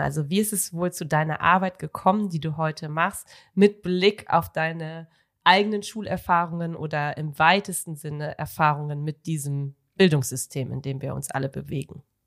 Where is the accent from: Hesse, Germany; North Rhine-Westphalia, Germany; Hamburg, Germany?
North Rhine-Westphalia, Germany; ich äh, komme ja vom Niederrhein